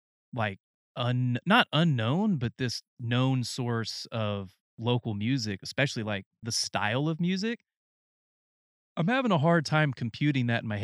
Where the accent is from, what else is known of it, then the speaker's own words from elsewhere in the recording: the middle of North Carolina, United States; now in Texas, United States; it's the country living that I grew up in North Carolina, the middle of North Carolina, but also had that closeness to city life